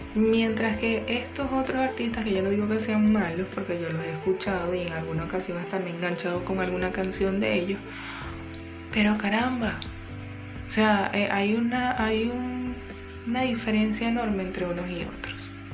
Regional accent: Guayana, Venezuela; moved away; also born or lived in Caracas; mi tierra guayana

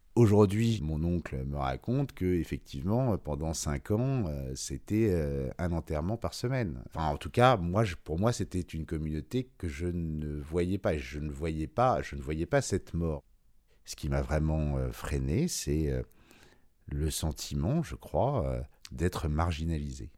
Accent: Paris, Île-de-France, France; J'ai grandi à Paris, euh, dans le 16e arrondissement jusqu'à 12 ans, puis après dans le 6e

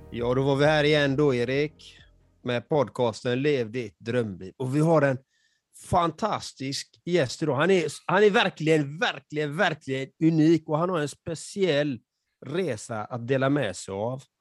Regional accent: Nacka, Stockholm County, Sweden; now in Täby, Sweden; Jag är uppvuxen i Nacka utanför Stockholm.

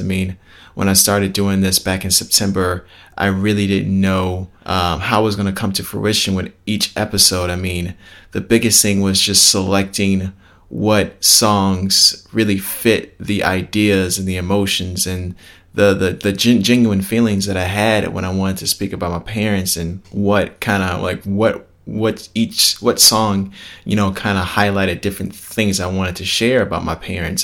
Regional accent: Palos Hills, Illinois, United States; us growing up and stuff like that, out in Palos Hills

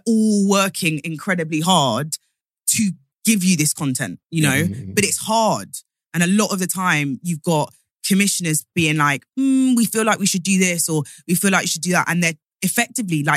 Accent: Nottingham, East Midlands, United Kingdom; moved away; I'm from Nottingham originally. So like swimming, we all could swim in knots.

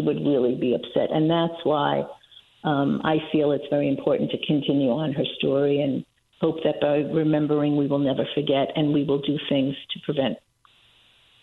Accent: New York City, New York, United States; I grew up in Washington Heights

